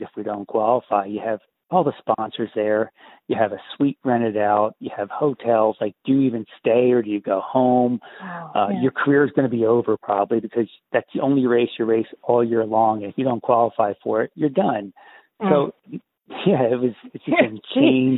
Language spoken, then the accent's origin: English; Easton, Pennsylvania, United States; I grew up in Easton